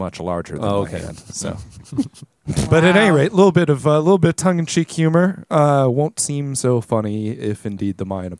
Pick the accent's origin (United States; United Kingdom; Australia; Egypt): Australia; The Australian Prime Minister, our esteemed Prime Minister.